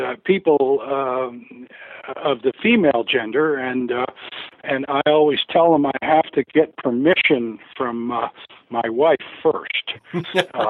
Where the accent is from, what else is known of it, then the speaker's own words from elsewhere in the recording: Canada; moved away; where I grew up in Canada